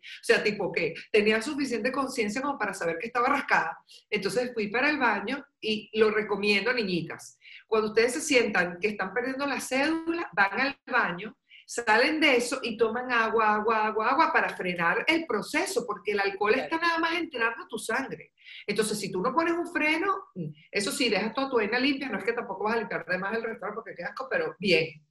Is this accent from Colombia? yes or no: no; Caracas, Capital District, Venezuela; yo viví y me crié en Caracas y estuve muchos años en Caracas